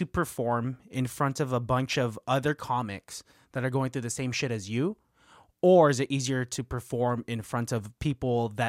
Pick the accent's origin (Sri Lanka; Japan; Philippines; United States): Philippines; Yeah, I think I said yes, I am Filipino, and you know what they say about Filipinos?